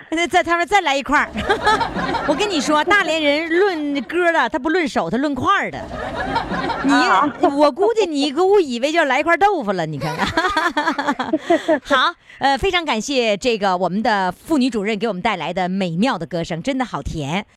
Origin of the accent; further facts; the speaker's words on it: Dalian, Liaoning, China; accent: Dalian dialect; 我大连话，我现在大连话越来越浓了